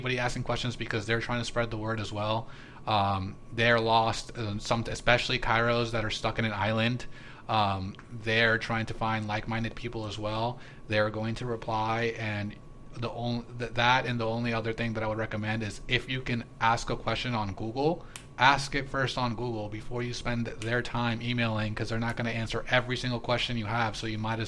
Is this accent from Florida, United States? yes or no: yes; Palm Beach, Florida, United States; I grew up in Palm Beach.